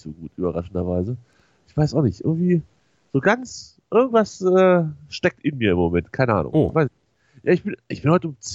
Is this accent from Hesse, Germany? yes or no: no; North Rhine-Westphalia, Germany; Also ich würde mal so sagen, als Westfale würde ich ja, wenn ich sowas in der Nachbarschaft organisieren würde, fände ich gegen Bier nicht so viel einzuwenden